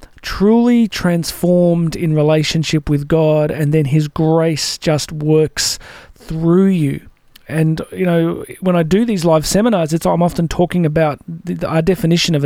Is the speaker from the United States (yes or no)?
no; Australia; as we call it here in Australia